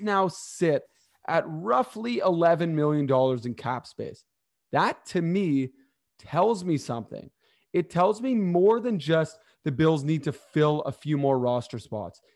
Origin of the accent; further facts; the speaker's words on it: Toronto, Ontario, Canada; I'm actually from Toronto